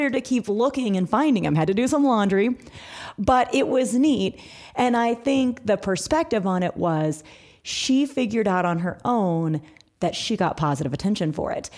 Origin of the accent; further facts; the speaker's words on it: Missouri, United States; now in Atlanta, United States; We are, we are in Atlanta, Georgia, but we're originally from Missouri.